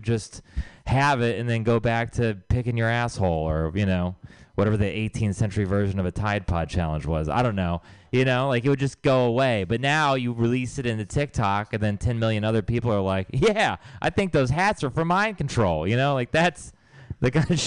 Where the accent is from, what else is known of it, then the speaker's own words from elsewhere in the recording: Texas, United States; now in San Francisco Bay Area, United States; I'm from Texas